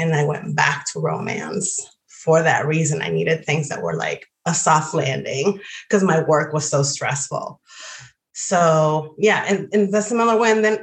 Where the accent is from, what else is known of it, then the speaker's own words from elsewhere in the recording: Dominican Republic; moved away as an adult; I grew up in the DR. I grew up in the Dominican Republic. I was down until I was 23, and I did all of my schooling through college there.